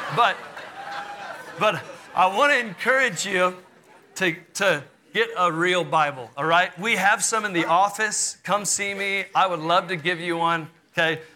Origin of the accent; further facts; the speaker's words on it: Houston, Texas, United States; I grew up in Houston, Texas.